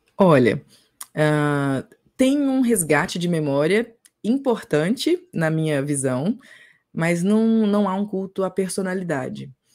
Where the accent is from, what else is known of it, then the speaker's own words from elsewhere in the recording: Minas Gerais, Brazil; Eu sou do Brasil, de Minas Gerais que fica no Brasil.